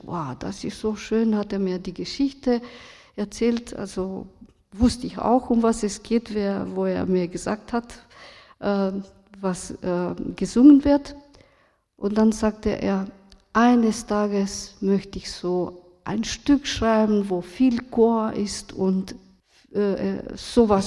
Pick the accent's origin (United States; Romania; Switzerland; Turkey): Romania; German is a second language; moved away; also born or lived in Vienna, Austria; Ich bin aus Rumänien, in Rumänien aufgewachsen